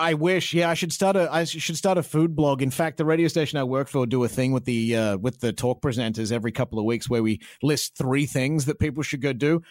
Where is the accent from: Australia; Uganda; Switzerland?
Australia; accent: Australian; moved away as an adult; also born or lived in Sunshine Coast, Queensland; now in Vancouver, Canada; I'm very proud of my Australian accent. I'm very proud that I'm Australian